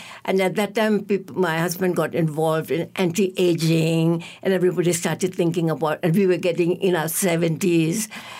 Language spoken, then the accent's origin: English; Myanmar; moved away as an adult; also born or lived in Yangon, Myanmar / England / Canada; now in Malaysia; I taught at the University of Rangoon, from where I graduated. I'm from Myanmar. Mm-hmm. And then after that, I studied in England and I studied in Canada, went back to the University of Rangoon to teach.